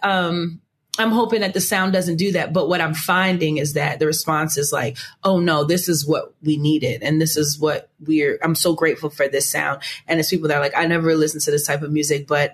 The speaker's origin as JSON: {"language": "English", "town": "New York City", "region": "New York", "country": "United States", "tie": "born or raised there", "lives_now": "Long Island, United States", "said": "I was born and raised in Queens, New York, and I was really born in Long Island, but anyway, raised in Queens, New York, lived there for a really long time"}